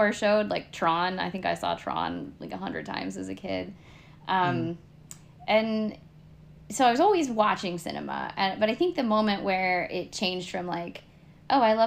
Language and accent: English; Northern California, United States; my hometown's a very small town in Northern California